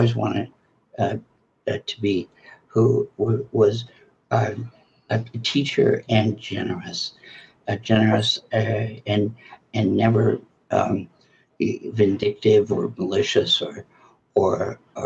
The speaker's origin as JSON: {"language": "English", "town": "Flint", "region": "Michigan", "country": "United States", "tie": "born or raised there", "also_born_or_lived": "New York City", "moved": "yes", "said": "I grew up in Flint, Michigan, which I love and very loyal"}